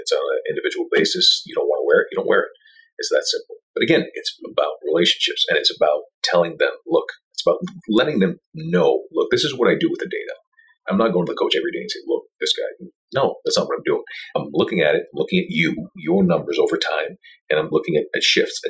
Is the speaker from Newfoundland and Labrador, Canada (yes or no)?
no; Montreal, Quebec, Canada; also born or lived in Tampa; I go back to Montreal. I'm from Montreal